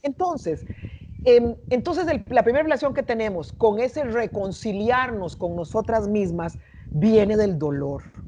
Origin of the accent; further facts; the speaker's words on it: San José, Costa Rica; now in Panama; yo crecí y nací, en, cre nací, crecí en Costa Rica, en la capital del país, en San José